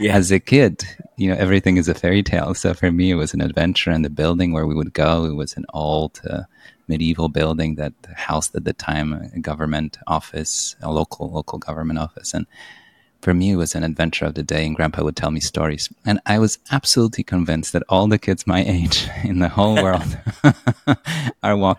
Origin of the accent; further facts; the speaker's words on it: Poland; I grew up in Poland and I was born in 1980